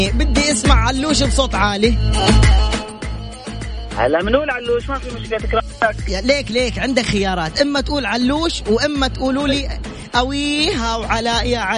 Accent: Aleppo, Aleppo Governorate, Syria; now in Jeddah, Saudi Arabia; انا سوري بس آه، مقيم بجده من جديد

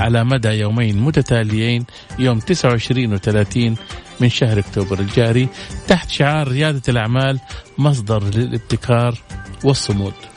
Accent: Saudi Arabia; عندنا في السعودية

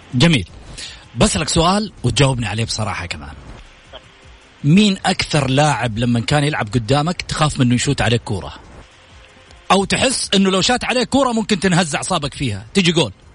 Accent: Saudi Arabia

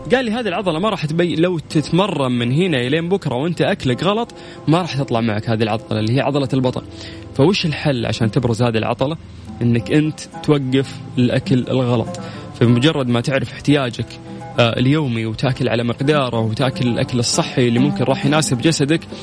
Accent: Saudi Arabia; عندنا في السعوديه

